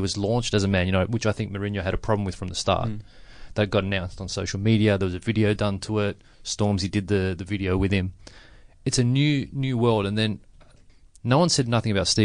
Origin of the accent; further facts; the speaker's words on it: Sydney, New South Wales, Australia; I grew up in the West